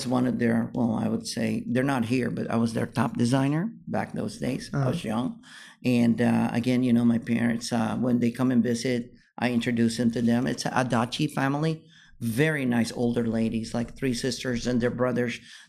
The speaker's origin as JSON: {"language": "English", "region": "California", "country": "United States", "said": "And then they like it because I was from California."}